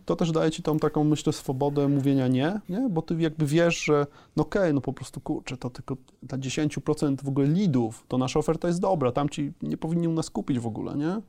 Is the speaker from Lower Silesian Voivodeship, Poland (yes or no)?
no; a small village near Leszno, Greater Poland, Poland; My pochodzimy z małej wsi e, e, pod Lesznem